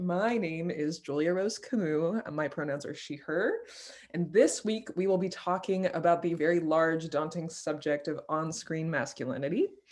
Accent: France; moved away; I grew up in France

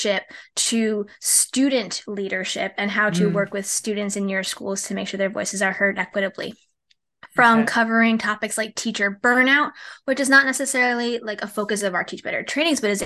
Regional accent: Rhode Island, United States; the idea that I could be in my home state working, 15, 20 minutes from where I grew up

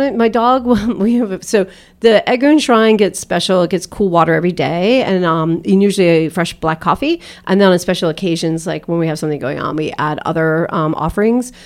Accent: outside of Boston, Massachusetts, United States; I grew up outside of Boston

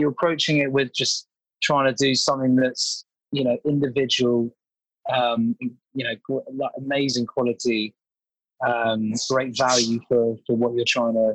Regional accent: London, United Kingdom; sort of grew up born and bred in London

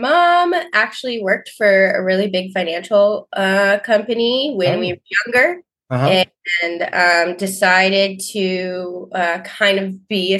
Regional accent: Ventura, California, United States; I didn't grow up too far from San Luis Obispo. I grew up in Ventura, California, so 2 hours south, still on the beach.

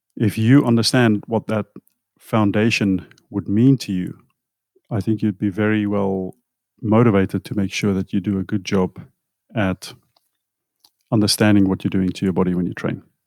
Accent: South Africa; moved away; I come from South Africa where we, we had some really good food, at least when I was younger.

